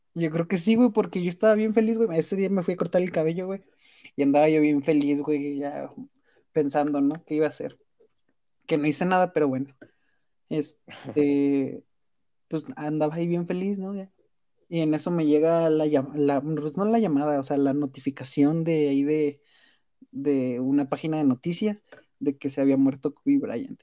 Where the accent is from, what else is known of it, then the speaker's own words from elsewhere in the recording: Mexico; como mexicanos